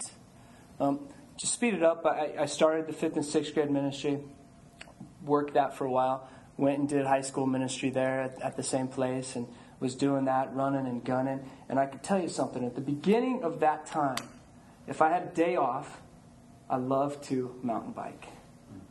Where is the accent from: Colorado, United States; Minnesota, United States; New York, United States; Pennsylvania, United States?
Colorado, United States; moved away as an adult; also born or lived in Houston; I grew up in Colorado